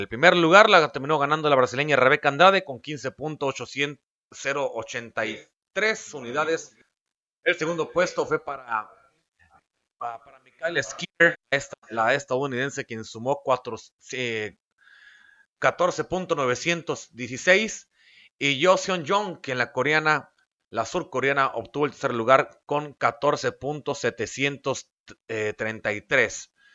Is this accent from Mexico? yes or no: yes; Mexico; voy a hablar como mexicano